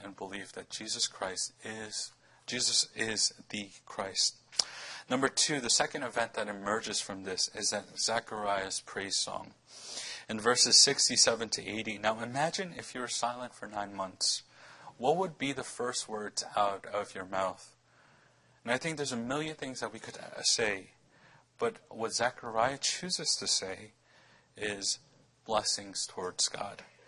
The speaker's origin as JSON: {"language": "English", "town": "New York City", "region": "New York", "country": "United States", "tie": "born or raised there", "said": "wanted to name our, our child daughter Brooklyn after, you know, my hometown"}